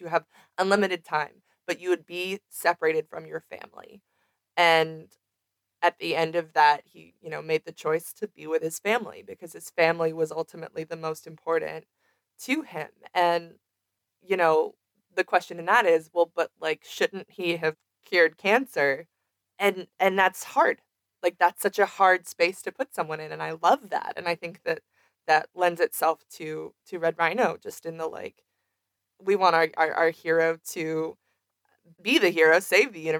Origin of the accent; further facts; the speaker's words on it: Celebration, Florida, United States; I grew up in Celebration, Florida.